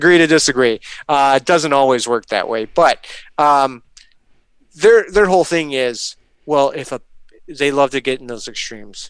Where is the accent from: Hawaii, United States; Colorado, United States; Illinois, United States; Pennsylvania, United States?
Illinois, United States; Chicago; I'm from Chicago